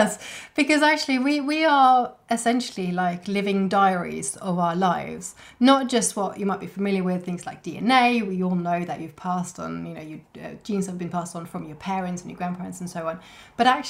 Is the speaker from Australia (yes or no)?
no; Norway; now in Wiltshire, United Kingdom; I grew up in Norway